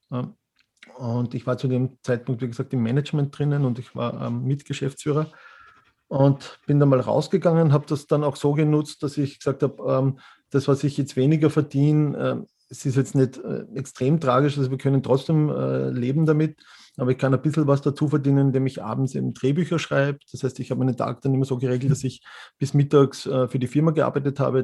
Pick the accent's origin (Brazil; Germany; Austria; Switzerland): Austria; Mürz Valley, Styria; moved away as an adult; now in Vienna, Austria; Ich bin äh, gebürtiger Steirer, also Mürztaler und mich hat es 1996 wegen des Veterinärmedizinstudiums nach Wien verschlagen